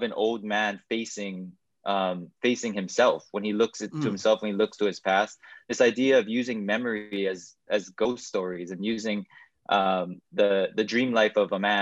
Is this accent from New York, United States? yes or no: no; Hawaii, United States; growing up, born and raised in Hawaii